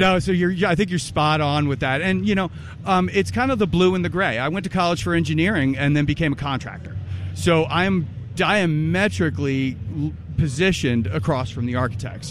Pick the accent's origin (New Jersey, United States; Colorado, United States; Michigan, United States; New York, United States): New Jersey, United States; also born or lived in Massachusetts; now in New Hampshire, United States; I'm originally from New Jersey, yep. born and bred. Well, I was actually born in Mass, so I'm a masshole, but also from New Jersey. Then moved to New Hampshire